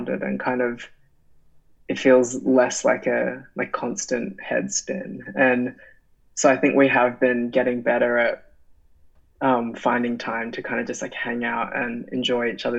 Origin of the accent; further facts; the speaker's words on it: Brisbane, Queensland, Australia; I'm from Brisbane